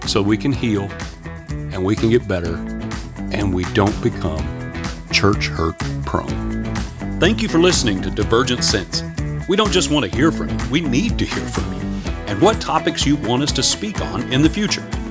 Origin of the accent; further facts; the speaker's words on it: Shreveport, Louisiana, United States; I grew up in Shreveport, Louisiana